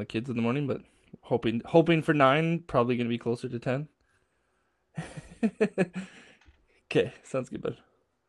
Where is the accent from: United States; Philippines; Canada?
Canada; accent: Canadian; also born or lived in western Canada; I talk really Canadian. Like, I say sorry and I say a lot.